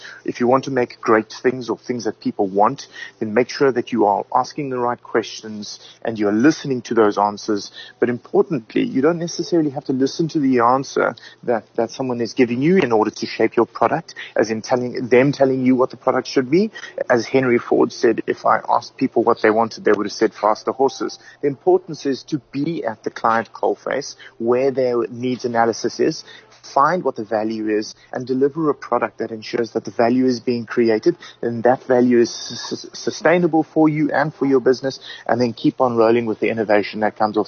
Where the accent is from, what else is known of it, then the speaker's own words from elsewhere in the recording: South Africa; we're South African